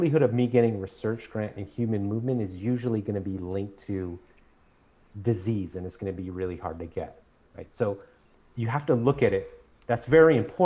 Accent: United States

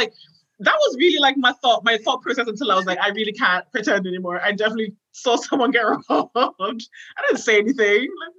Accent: Scotland, United Kingdom; also born or lived in Ghana; So right, basically I identify myself as like a Ghanaian Scot because I was born in Ghana, but I've been in Scotland forever.

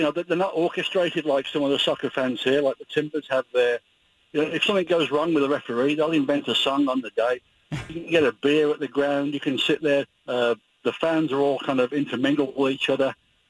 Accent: England, United Kingdom; now in Washougal, United States; I'm from England originally

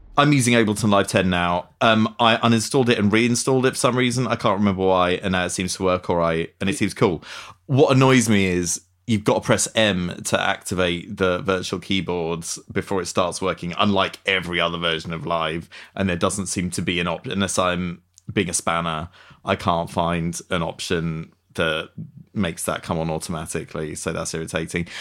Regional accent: Essex, East of England, United Kingdom; I'm from Essex

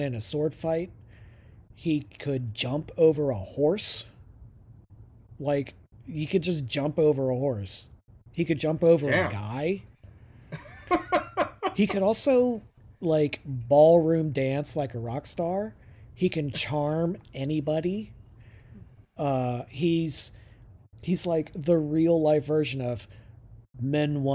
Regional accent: United States; accent: American

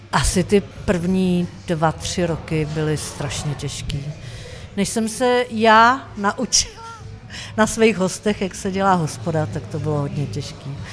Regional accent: Czechia; Ze Sacký, což je 30 km od Prahy

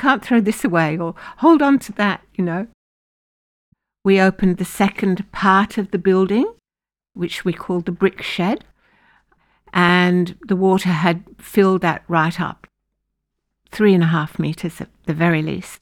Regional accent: United Kingdom; now in Lismore, Australia; being British

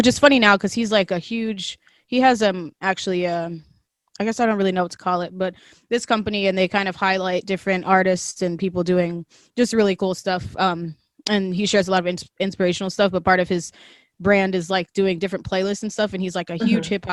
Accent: Wisconsin, United States; So I am from Wisconsin. I'm currently in Wisconsin, thanks COVID. But yeah, so I grew up here with my mom and my brother.

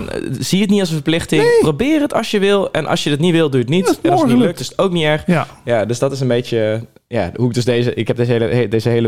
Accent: Netherlands; born there; ik denk zelfs drie keer, want we zijn in Nederland geboren.

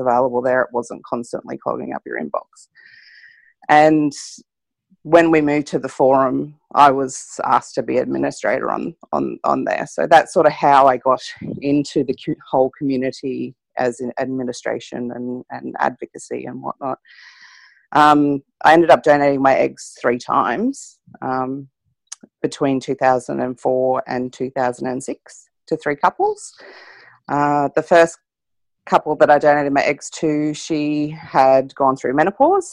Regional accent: Queensland, Australia; I'm from Queensland

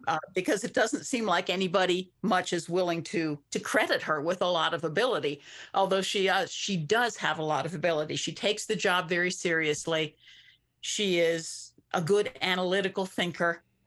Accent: Lancaster County, Pennsylvania, United States; moved away; Where I grew up, I grew up in Lancaster County in Pennsylvania

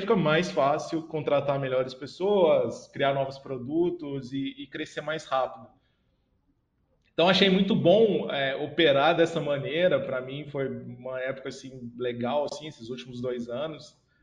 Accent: Franca, São Paulo, Brazil; minha cidade natal, que é Franca, né, no interior de São Paulo

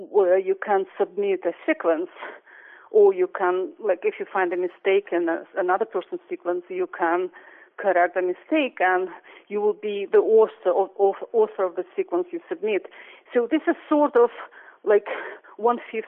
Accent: Russia; moved away as an adult; also born or lived in Princeton; now in United States; I grew up in Russia

